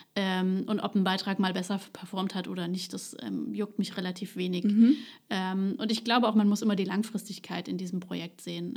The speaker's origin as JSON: {"language": "German", "town": "Ludwigshafen", "region": "Rhineland-Palatinate", "country": "Germany", "tie": "born or raised there", "lives_now": "Neustadt an der Weinstraße, Germany", "said": "Ich bin Ludwigshafen geboren"}